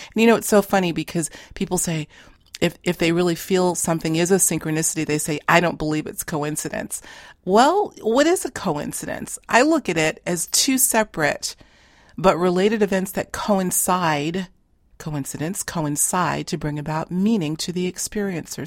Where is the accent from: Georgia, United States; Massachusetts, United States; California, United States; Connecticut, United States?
Massachusetts, United States; Boston; we grew up in Boston proper. Now, uh, we're both living in a neighboring suburb